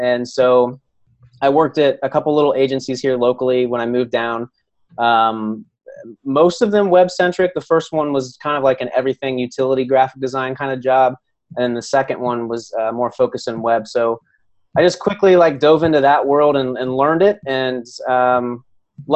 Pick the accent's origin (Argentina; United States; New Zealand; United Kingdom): United States; Ohio; I grew up in Ohio, a small little farm town about 30 minutes outside of Columbus